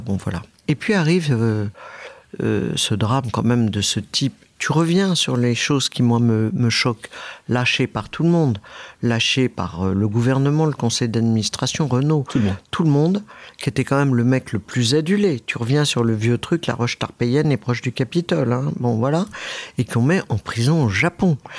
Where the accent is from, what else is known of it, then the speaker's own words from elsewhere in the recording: France; Je suis né euh, en France